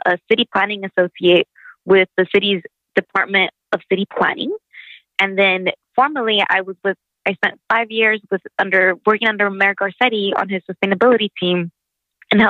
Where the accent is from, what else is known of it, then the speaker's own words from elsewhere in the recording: Imperial County, California, United States; now in Los Angeles, United States; I grew up in Imperial County.